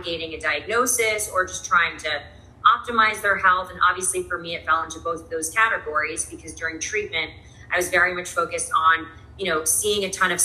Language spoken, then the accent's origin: English; New York City, New York, United States; I'm from New York, was born and raised in the city.